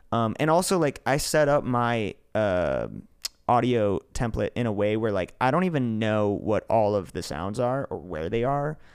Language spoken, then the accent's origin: English; New York, United States; I grew up in New York. I didn't even grow up in the city